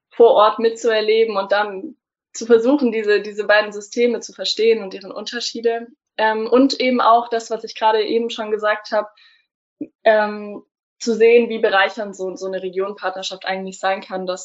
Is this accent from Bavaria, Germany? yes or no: no; Stuttgart, Baden-Württemberg, Germany; ich komme aus Stuttgart. Also ich bin eigentlich äh, Baden-Württemberg.